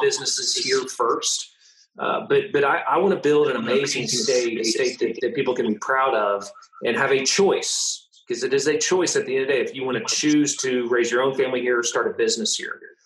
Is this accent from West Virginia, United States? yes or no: no; Tulsa, Oklahoma, United States; born or raised there